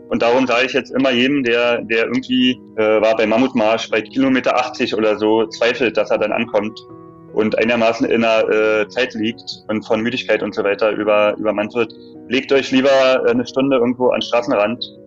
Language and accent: German; Berlin, Germany; als Berliner die Stadt, also in- und auswendig